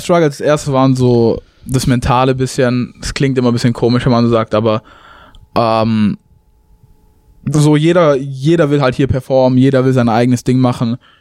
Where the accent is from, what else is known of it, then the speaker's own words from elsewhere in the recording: Tübingen, Baden-Württemberg, Germany; moved away as an adult; also born or lived in Chicago area, United States; now in Romeoville, United States; ich komme aus Tübingen